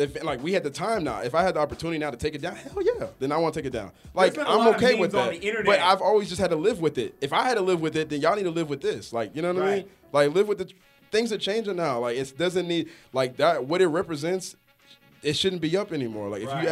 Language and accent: English; Stone Mountain, Georgia, United States; I grew up in Stone Mountain.